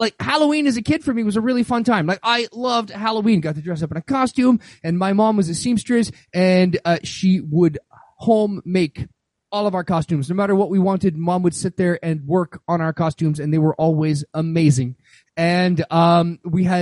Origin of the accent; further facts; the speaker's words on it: Winnipeg, Manitoba, Canada; moved away; also born or lived in Northern Ontario; I grew up in the north, so I grew up in Manitoba and then after that grew up in Northern Ontario